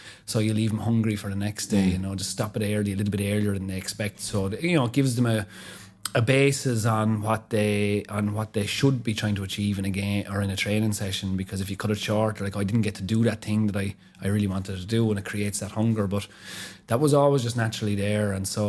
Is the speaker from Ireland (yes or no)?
yes; Wexford, Leinster, Ireland; the area that I grew up in Wexford when I was, you know, I don't know, 7, 8, 9, 10.